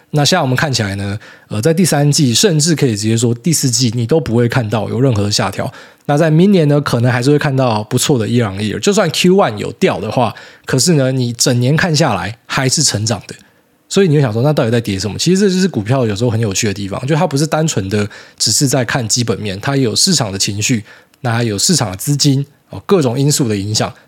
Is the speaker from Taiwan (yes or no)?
yes; Taiwan; 我们台湾人